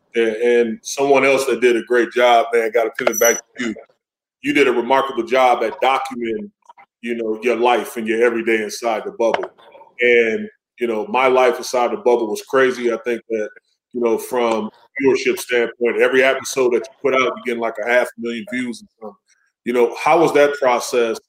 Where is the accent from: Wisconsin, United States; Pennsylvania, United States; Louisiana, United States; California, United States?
Wisconsin, United States; close to Kenosha; Kenosha, you know, close to my hometown